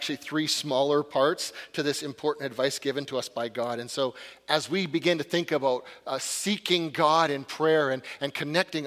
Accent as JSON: {"language": "English", "region": "Northern British Columbia", "country": "Canada", "tie": "born or raised there", "said": "my hometown, Northern BC"}